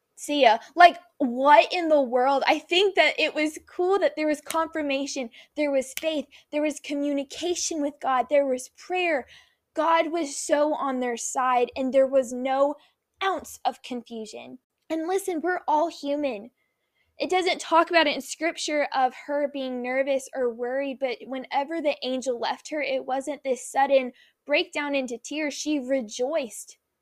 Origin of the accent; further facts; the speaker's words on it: Nashville, Tennessee, United States; now in Orlando, United States; I was born in Nashville